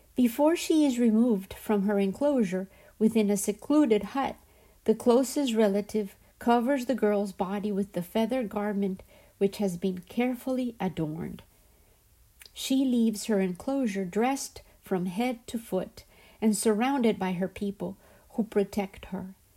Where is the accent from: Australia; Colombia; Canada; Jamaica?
Colombia; the system and society which I grew up surrounded by in Colombia